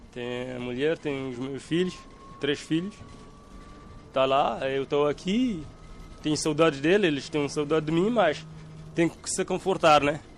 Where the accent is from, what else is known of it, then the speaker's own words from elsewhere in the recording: Cape Verde; moved away as an adult; also born or lived in Sal island / São Vicente; now in Portugal; sou cabo-verdiano. Eh, eu vim para Portugal